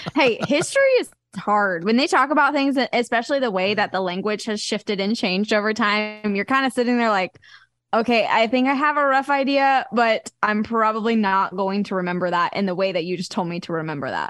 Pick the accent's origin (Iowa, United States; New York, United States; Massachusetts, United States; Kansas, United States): Kansas, United States; Wichita; now in Nashville, United States; growing up in Wichita, Kansas, like, there wasn't any pro teams for any sport.